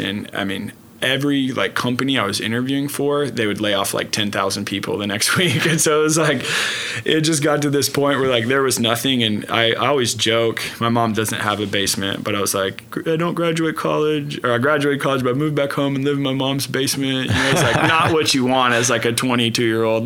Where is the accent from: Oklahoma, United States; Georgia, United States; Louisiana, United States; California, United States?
Oklahoma, United States; Oklahoma City; Born and raised in Oklahoma City, uh, northwest part of Oklahoma City.